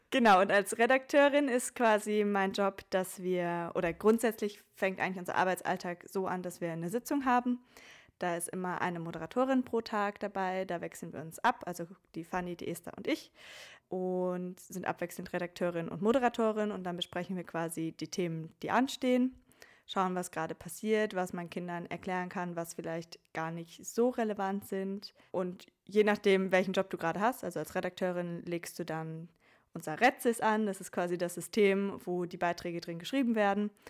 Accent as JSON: {"language": "German", "town": "Oberhausen", "region": "North Rhine-Westphalia", "country": "Germany", "lives_now": "Vienna, Austria", "said": "Äh, eigentlich komme ich aus Oberhausen, aus dem Ruhrgebiet, habe in Bayreuth studiert, habe dann meinen Master in Wien gemacht und lebe jetzt auch dort"}